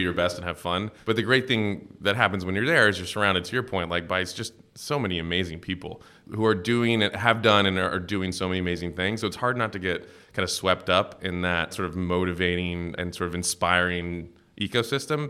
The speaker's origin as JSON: {"language": "English", "town": "Cincinnati", "region": "Ohio", "country": "United States", "tie": "born or raised there", "moved": "yes", "said": "I grew up in, uh, Cincinnati, Ohio"}